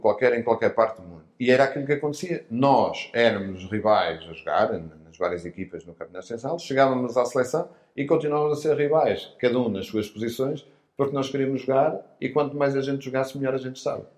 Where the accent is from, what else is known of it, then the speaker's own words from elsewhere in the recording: Porto, Norte, Portugal; eu são cresci na rua, na Sé, no Porto